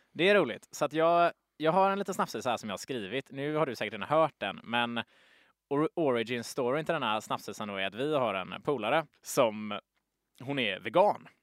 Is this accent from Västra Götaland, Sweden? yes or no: yes; Gothenburg, Västra Götaland, Sweden; accent: broad Gothenburg dialect; vi är två göteborgare här nu som pratar på tok för bred göteborgska